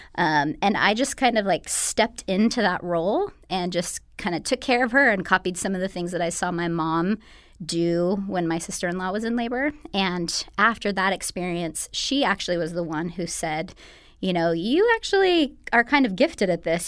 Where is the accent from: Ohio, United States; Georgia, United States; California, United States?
California, United States; Bakersfield; now in Los Angeles, United States; I am, uh, originally from Bakersfield, so not too far away from L A, but I've been here for the past, uh, eleven